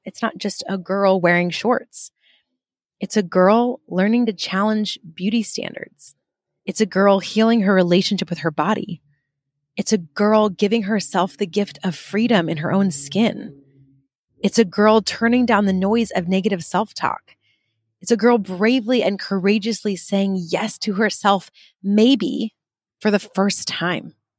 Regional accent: United Kingdom; I'm very British

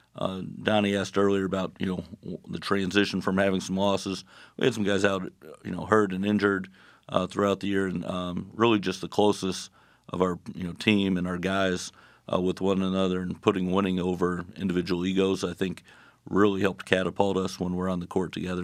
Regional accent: Lakeland, Florida, United States; coach my hometown, uh, here at Southeastern

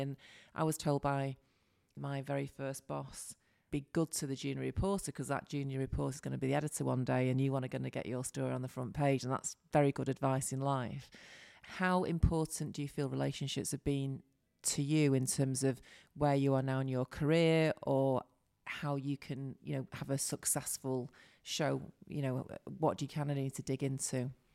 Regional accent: Salford, North West England, United Kingdom; accent: Manc; I'm from Salford

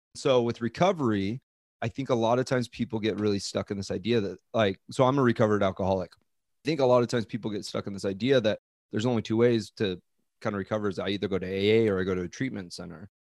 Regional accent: Coeur d'Alene, Idaho, United States; moved away as an adult; also born or lived in Southern California / Seattle, Washington; now in Hawaii, United States; I grew up in Coeur d'Alene, Idaho.

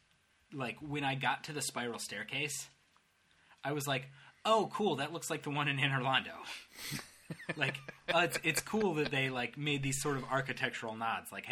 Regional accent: Detroit, Michigan, United States; moved away as an adult; now in Dublin, Ireland; I'm from Detroit

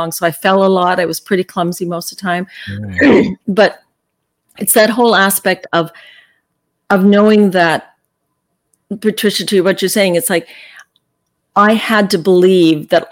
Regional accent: Calgary, Alberta, Canada; I was born and raised in Calgary

